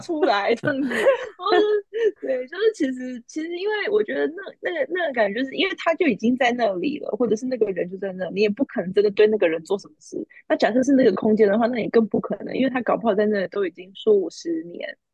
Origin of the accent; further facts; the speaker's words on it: Taiwan; 我们，就是台湾人